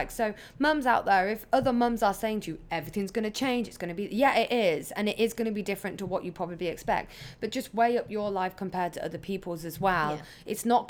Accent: England, United Kingdom; when they found out I was pregnant here from England, they say, do you have like friends? Do you have family?

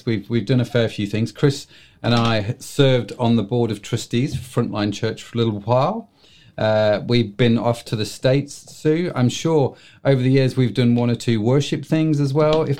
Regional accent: United Kingdom; we're British

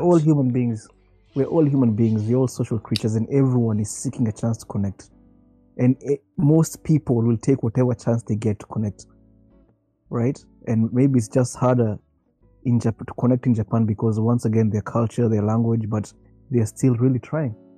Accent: Nairobi, Kenya; my neighbors growing up in Karen

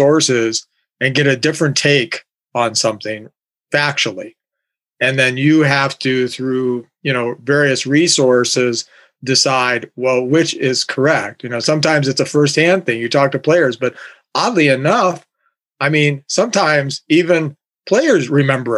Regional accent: Canton, Ohio, United States; also born or lived in Akron, Ohio; growing up in Canton.

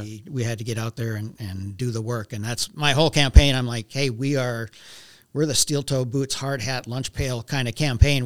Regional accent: Velva, North Dakota, United States; also born or lived in Minot, North Dakota; I grew up in Velva.

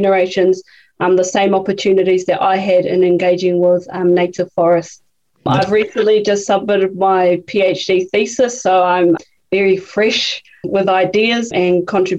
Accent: Whangarei, Northland, New Zealand; moved away as an adult; now in Hamilton, New Zealand; I am a PhD student here at the University of Waikato. I grew up in Whangarei on the outskirts in a place called Otaika Valley

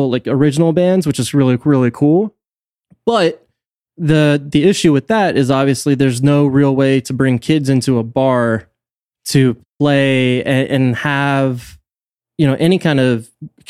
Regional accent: St. Mary's County, Maryland, United States; I grew up in St. Mary's.

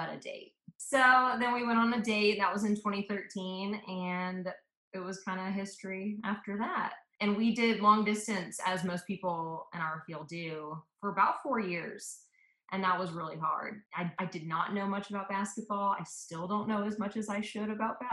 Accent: Atlanta, Georgia, United States; also born or lived in Memphis, Tennessee / South Africa; I was born in Memphis, Tennessee, but I was really raised in Atlanta from when I was like 2 years old.

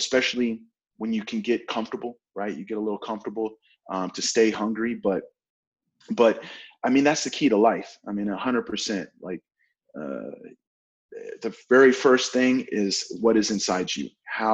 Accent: Oklahoma, United States; I'm from Oklahoma

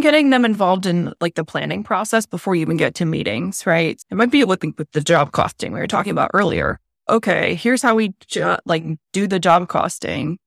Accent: Northeast, United States; I am from the Northeast. I'm very direct

